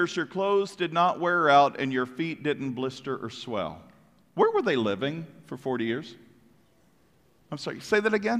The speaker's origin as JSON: {"language": "English", "country": "United States", "said": "We, as an American people"}